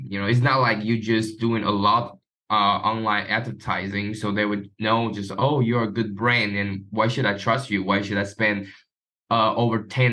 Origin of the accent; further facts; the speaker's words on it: Taiwan; I'm from Taiwan.